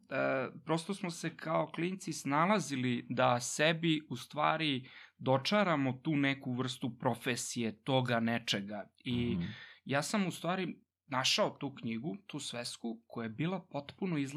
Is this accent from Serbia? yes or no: yes; Vršac, Vojvodina, Serbia; moved away as an adult; rođen sam u Vršcu i tamo sam i odrastao